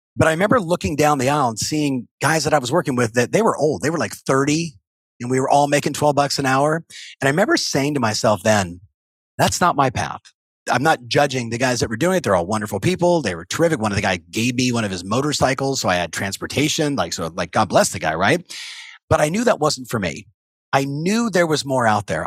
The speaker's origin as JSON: {"language": "English", "region": "Southern California", "country": "United States", "tie": "born or raised there", "said": "I was raised in Southern California"}